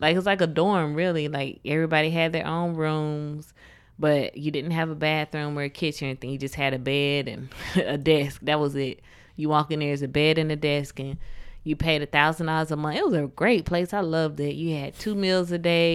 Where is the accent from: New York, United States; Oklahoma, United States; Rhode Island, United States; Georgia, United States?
Georgia, United States; I was born here in Georgia